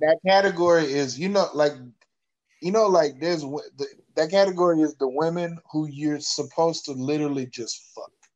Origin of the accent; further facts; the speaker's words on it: the South, United States; I'm from the South